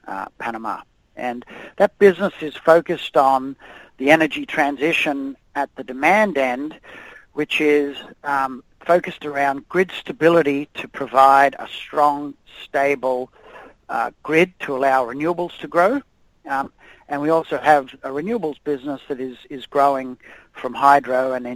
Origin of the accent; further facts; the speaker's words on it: Australia; accent: Australian; moved away as an adult; now in United States; My Australian accent probably gives it away. I'm originally from Australia